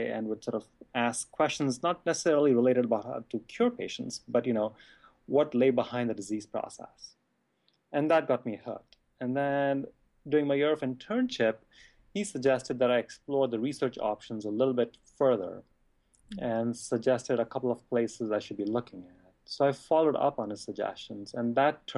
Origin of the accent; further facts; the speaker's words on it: Mumbai, Maharashtra, India; moved away as an adult; I grew up in Bombay